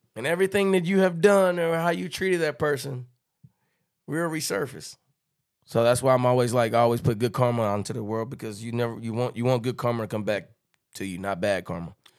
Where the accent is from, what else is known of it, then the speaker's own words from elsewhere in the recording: Texarkana, United States; I'm from Texas-Canada